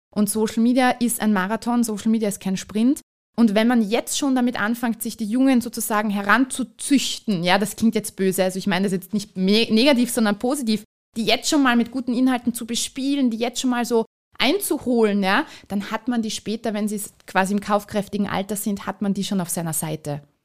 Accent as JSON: {"language": "German", "region": "Vienna", "country": "Austria", "moved": "as an adult", "lives_now": "Carinthia, Austria", "said": "ich bin Wahlkärntnerin, ich bin ursprünglich Wienerin"}